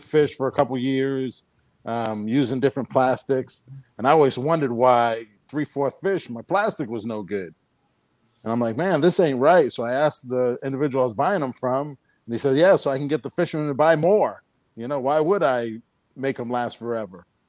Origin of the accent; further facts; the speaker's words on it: New Bedford, Massachusetts, United States; moved away as an adult; also born or lived in Fort Worth, Texas; I'm from New Bedford, Massachusetts